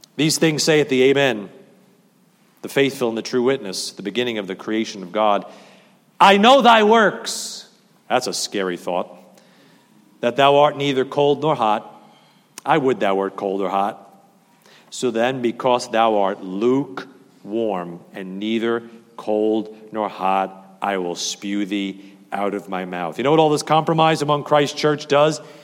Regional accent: New Jersey, United States; I am a Jersey boy

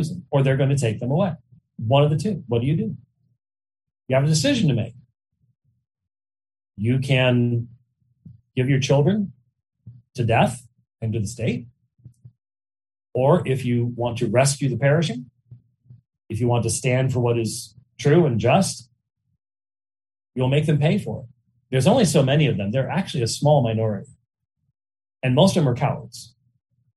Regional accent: Arizona, United States; I was raised in Arizona

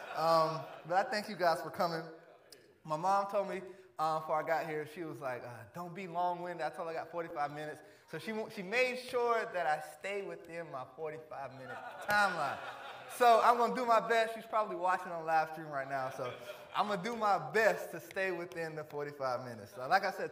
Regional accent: Varnville, South Carolina, United States; Varnville, Hampton County, where I grew up in South Carolina

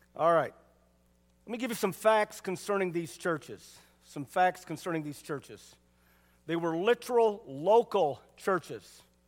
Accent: United States; me being American doesn't make me a real American. Living in America

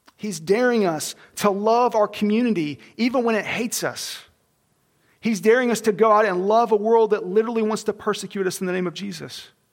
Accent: Oklahoma, United States; I was born in Oklahoma

